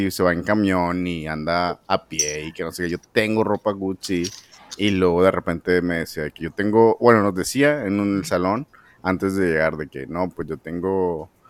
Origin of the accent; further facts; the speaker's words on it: San Pedro Garza García, Nuevo León, Mexico; mis rumbos son San Pedro y, yo soy de San Pedro.